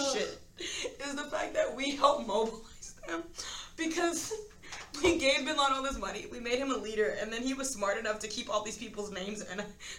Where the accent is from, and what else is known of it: United States